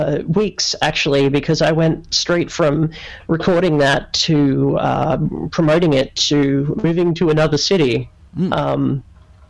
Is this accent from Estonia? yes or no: no; Australia; I was from Australia